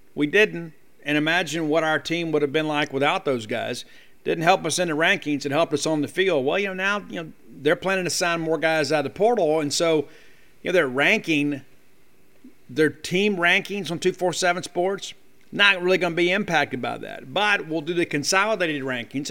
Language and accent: English; South Mississippi, United States; When I was a young man growing up in South Mississippi